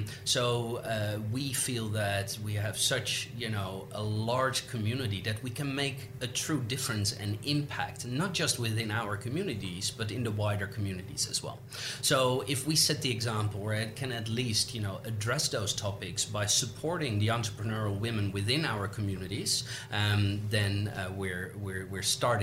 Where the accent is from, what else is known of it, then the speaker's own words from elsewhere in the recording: Netherlands; English is a second language; now in Australia; when I moved to Australia from the Netherlands, that was 9 years ago, and I didn't know a single soul.